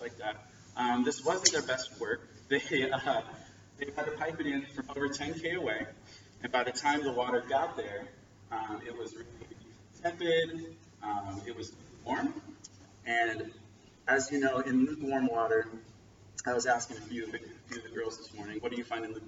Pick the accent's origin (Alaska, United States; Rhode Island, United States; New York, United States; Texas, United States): Alaska, United States; moved away; my hometown in Alaska